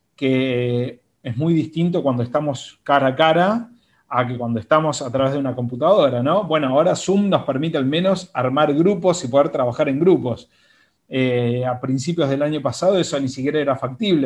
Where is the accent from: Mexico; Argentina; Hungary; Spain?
Argentina; Buenos Aires; also born or lived in Mendoza, Argentina; soy originalmente de Mendoza, así que muy vecinito de ustedes, pero desde chico me vine a vivir a Buenos Aires, así que prácticamente soy porteño en un 98%.